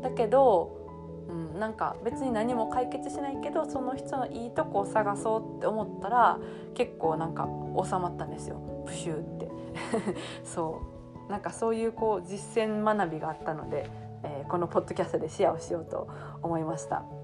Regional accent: South Osaka, Japan; first language Japanese; 南大阪のあの悪のサラブレッド

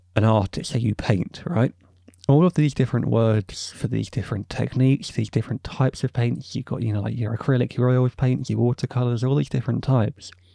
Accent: England, United Kingdom; I, as an English man

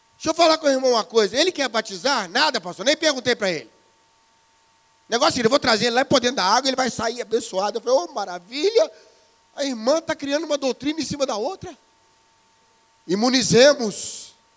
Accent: Brazil; Para nós aqui no Brasil

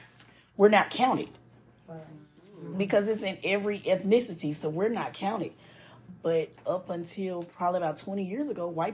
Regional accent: Chicago, Illinois, United States; moved away; also born or lived in the South; I'm from Chicago.

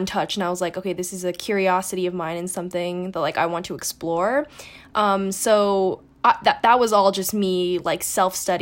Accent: New York City, New York, United States; I grew up in New York City

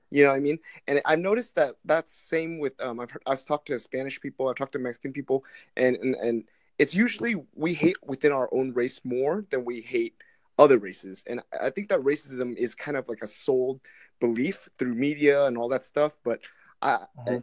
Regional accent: Vietnam; I'm Vietnamese

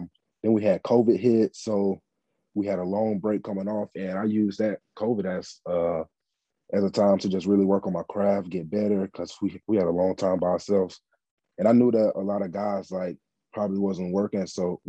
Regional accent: Phenix City, Alabama, United States; I'm from Phenix City, Alabama.

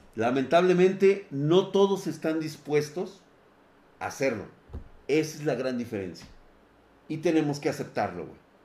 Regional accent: Mexico; estamos como sociedad mexicana

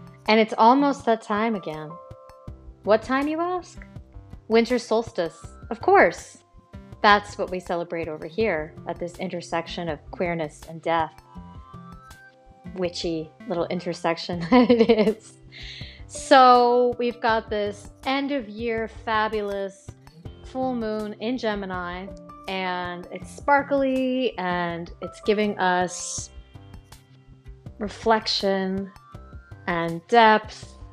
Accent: Baltimore, Maryland, United States; my hometown of Baltimore City

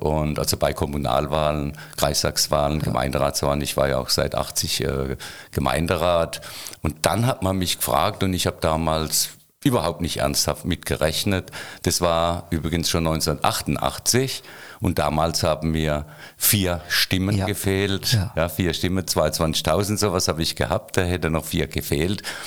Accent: Waghäusel, Baden-Württemberg, Germany; ich bin in Kerlach geboren

